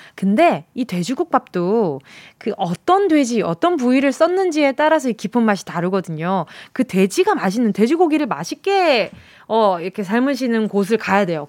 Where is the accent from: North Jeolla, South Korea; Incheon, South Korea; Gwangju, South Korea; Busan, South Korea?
Busan, South Korea; 부산 출생인 저는